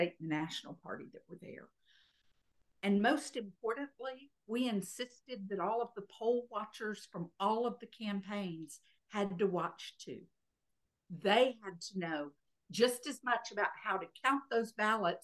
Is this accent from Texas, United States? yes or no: yes; Texas, United States; I was not a Virginian. I was a Texan. And I came in there and said, I'm a Texan